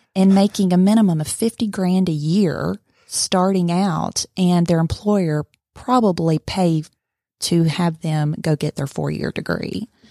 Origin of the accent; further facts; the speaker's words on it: Blue Ridge, Georgia, United States; now in Cartersville, United States; originally from Blue Ridge, Georgia.